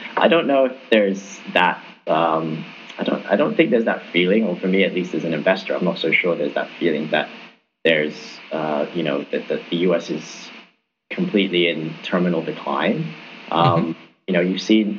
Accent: Hong Kong; I'm from Hong Kong

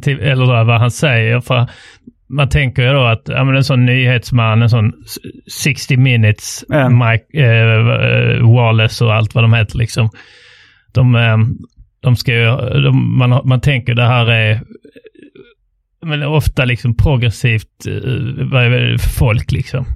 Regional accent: Trelleborg, Skåne, Sweden; jag kom då från Trelleborg som är då eh, ar arbetarstaden

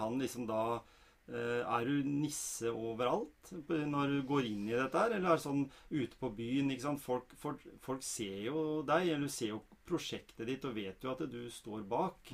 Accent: Norway; oss, da, vanlige fødte nordmenn

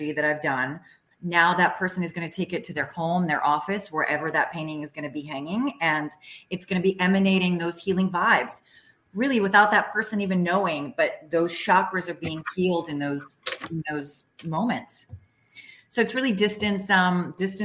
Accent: Washington, District of Columbia, United States; moved away as an adult; also born or lived in Czechoslovakia; now in Sarasota, United States; I grew up in former communist Czechoslovakia, very oppressive sort of regime. And then I grew up in Washington, D.C.

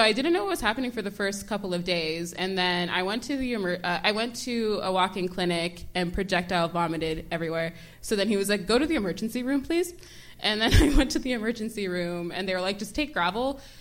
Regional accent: Toronto, Ontario, Canada; also born or lived in Brampton / Maple / New York; Um, I grew up sort of all around Toronto

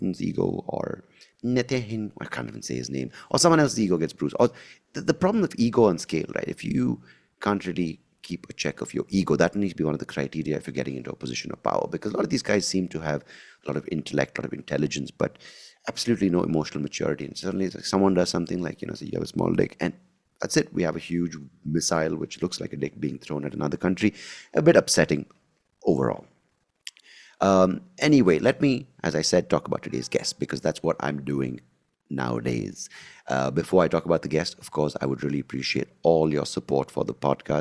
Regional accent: Bangalore, Karnataka, India; I live in Bangalore in 2024. It's a very different Bangalore from when I grew up in the 90s

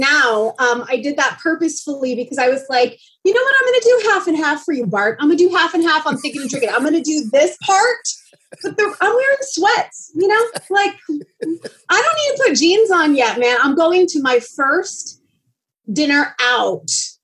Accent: Green Valley, Arizona, United States; also born or lived in Conneaut, Ohio; I grew up south of Tucson in a retirement community called Green Valley, Arizona. And I grew up there ever since I was 3 months old.

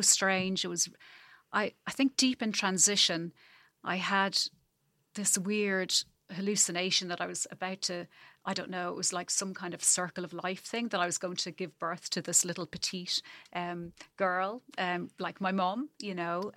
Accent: Ireland; moved away as an adult; also born or lived in Zambia; now in New Zealand; the longer I'm away from Ireland, the more I miss it

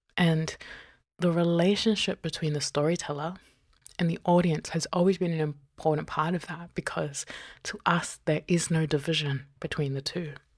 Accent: New Zealand; also born or lived in Tokelau (mother's origin) / Fiji (father's origin); now in Australia; I was born in Aotearoa, and I'm currently on Binjab Noongar Butcher

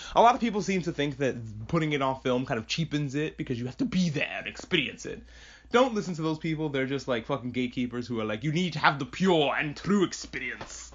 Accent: New York, United States; I grew up in New York

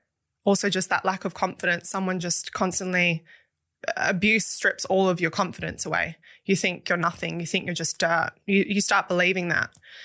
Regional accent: Dunsborough, Western Australia, Australia; So I was born in Perth, but I grew up in the country, right. Down in a country town called Dunsborough, which is like a surf town.

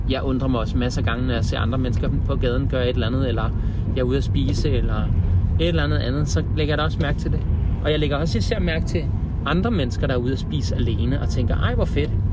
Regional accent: Denmark; vi som danskere

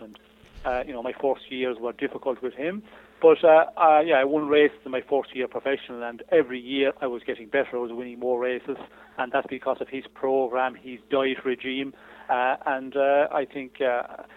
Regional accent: Ireland; went through junior ranks in Ireland, won the junior championship of Ireland

